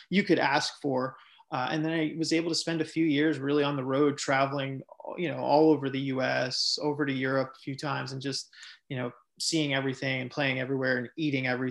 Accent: suburb of Fort Lauderdale, South Florida, United States; moved away as an adult; also born or lived in Miami; now in Los Angeles, United States; originally I'm from South Florida. I was born in a suburb of Fort Lauderdale, lived there the majority of my upbringing

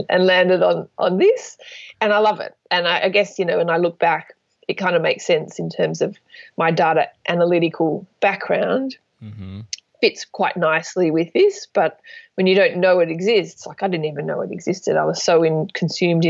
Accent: Sydney, New South Wales, Australia; I'm from Sydney, Australia

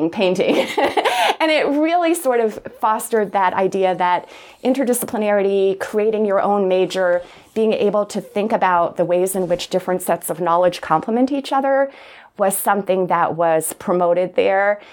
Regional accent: Plattsburgh, New York, United States; moved away as an adult; also born or lived in Providence, Rhode Island; I loved growing up in Plattsburgh

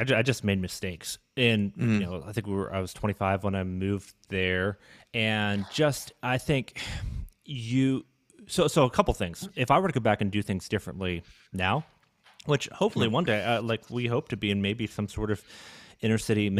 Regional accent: Ontario, Canada; I grew up in Canada, but Northern Ontario is very different than Toronto.

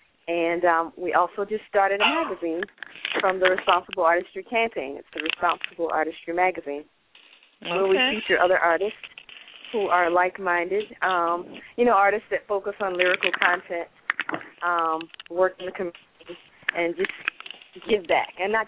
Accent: Summerton, South Carolina, United States; born or raised there

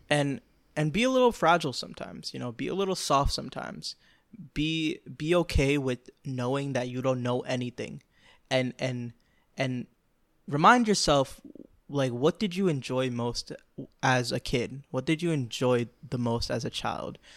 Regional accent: Florida, United States; I grew up in Florida. Like, I'm a, I'm a Florida boy

